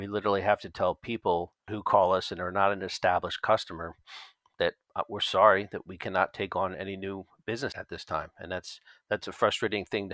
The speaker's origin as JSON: {"language": "English", "town": "Philadelphia", "region": "Pennsylvania", "country": "United States", "said": "I'm from Philadelphia, or the northeast part of the United States"}